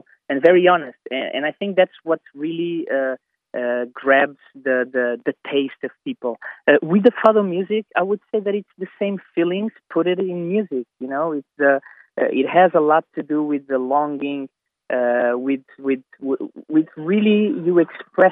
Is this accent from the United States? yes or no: no; Lisbon, Portugal; I was sharing my city and some of the knowledge and my experience about Lisbon with them